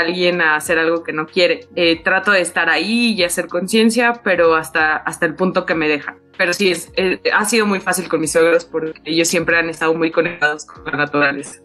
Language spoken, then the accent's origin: Spanish; Mexico City, Mexico; toda mi infancia y adolescencia viví en Iztapalapa